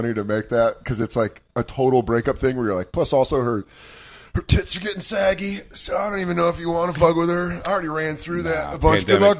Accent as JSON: {"language": "English", "region": "Colorado", "country": "United States", "tie": "born or raised there", "moved": "yes", "said": "I grew up in Colorado, and I didn't grow up with Wawa"}